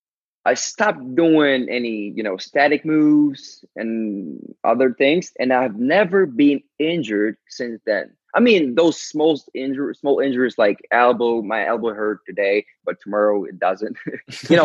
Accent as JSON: {"language": "English", "country": "Ukraine", "second_language": "English", "said": "I'm from Ukraine. I barely spoke English at the time"}